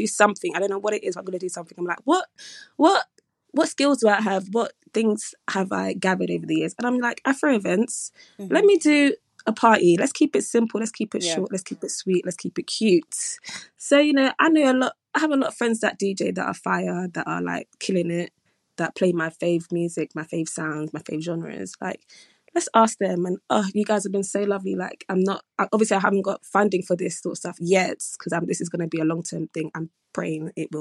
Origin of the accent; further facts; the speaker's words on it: London, United Kingdom; my little South London, I'm from Aylesbury Estate